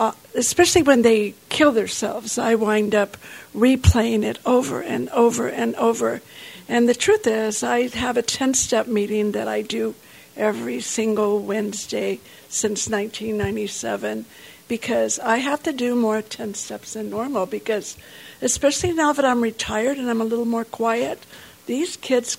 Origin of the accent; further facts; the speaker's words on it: the South, United States; And I'm from the South, and so there's a lot of meat, right?